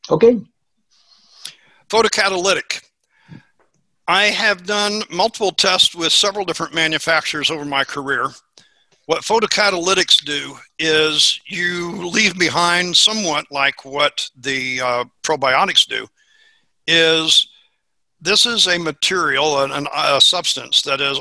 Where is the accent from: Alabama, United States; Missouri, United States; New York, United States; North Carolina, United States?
Missouri, United States; And as I said, I'm from Missouri.